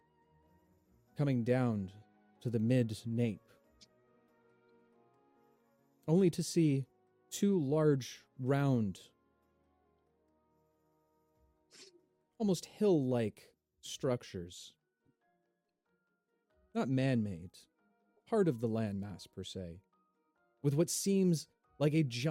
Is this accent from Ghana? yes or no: no; Canada; accent: thick Canadian; It's my thick Canadian accent.